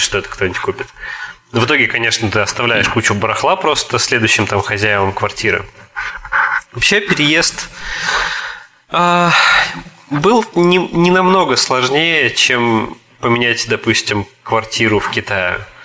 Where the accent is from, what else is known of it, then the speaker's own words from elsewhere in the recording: Tomsk, Tomsk Oblast, Russia; moved away as an adult; also born or lived in Hangzhou, China; now in Kaliningrad Oblast, Russia; я из Сибири, я из Томска